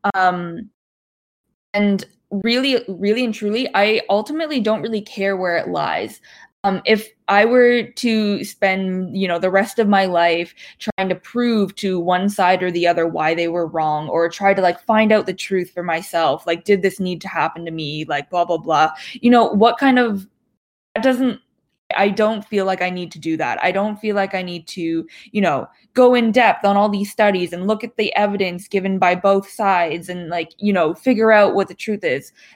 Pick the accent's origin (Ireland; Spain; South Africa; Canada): Canada; Toronto, Ontario; also born or lived in Yiyang, Hunan, China; I grew up around like in the Toronto ish area